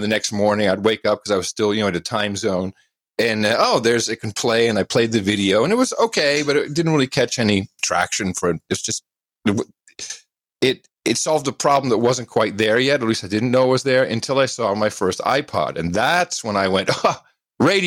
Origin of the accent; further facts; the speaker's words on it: Amsterdam, North Holland, Netherlands; now in United States; I was living in Amsterdam. I grew up in Amsterdam, the Netherlands, and then moved back to the States. I'm American